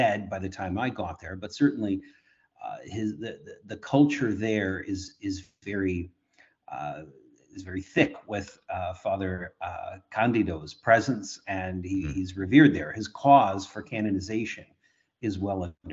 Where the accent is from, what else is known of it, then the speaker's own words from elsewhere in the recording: Kitchener, Ontario, Canada; I was born in Kitchener, Ontario.